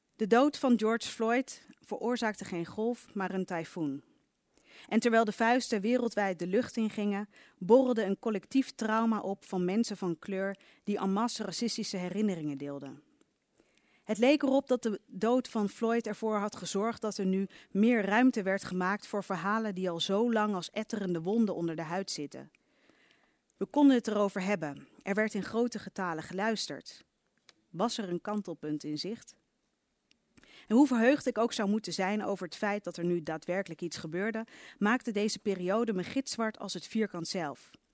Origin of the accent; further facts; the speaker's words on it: Leiden, South Holland, Netherlands; in Leiden, waar ik ben opgegroeid